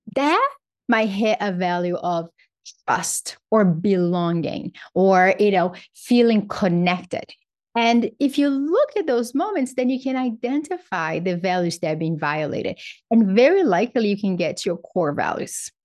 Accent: Brazil; moved away; I grew up in Brazil.

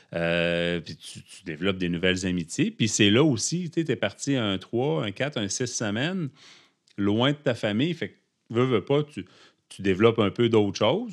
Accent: Abitibi, Quebec, Canada; moved away; je suis originaire de l'Abitibi

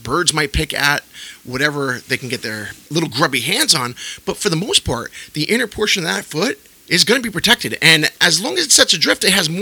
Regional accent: Yonkers, New York, United States; When I was growing up in Yonkers

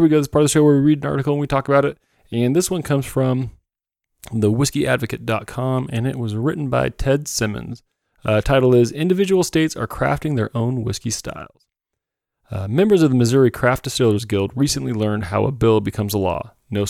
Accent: Ireland; I'm Irish. I would steal this bottle out of somebody's house.

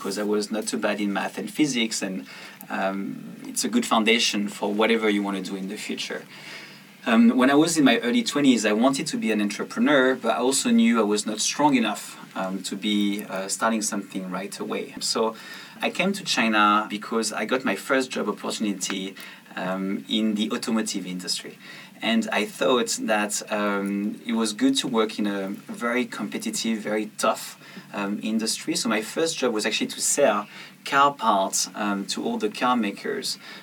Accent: south of France, France; moved away; I went back to my hometown in the south of France, and I decided to go and clean my childhood room

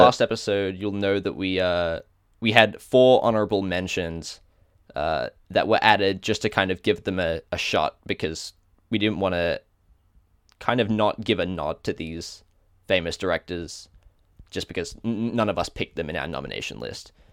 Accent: Australia; accent: Australian; my Australian accent

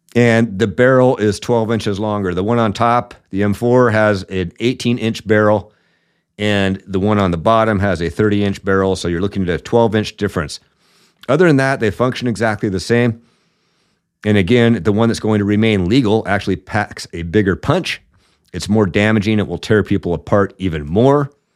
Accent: Washington, United States; the communist state of Washington here a little bit, which, as most of you know, is where I'm from

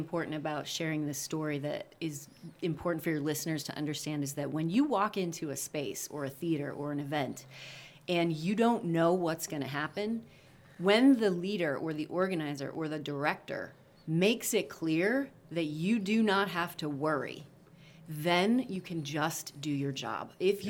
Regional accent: Missouri, United States; And part of growing up in Missouri, because we often had floods, was when we used to do sandbagging.

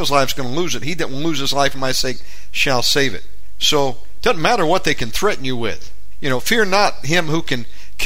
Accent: United States; now in Indonesia; I'm an American living in Indonesia

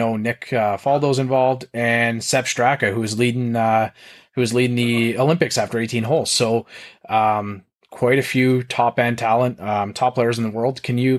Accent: Canada; I'm a Canadian

